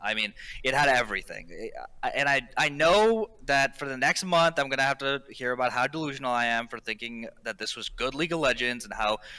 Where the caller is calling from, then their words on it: King of Prussia, Pennsylvania, United States; King of Prussia. I don't know if you remember me calling like way back when.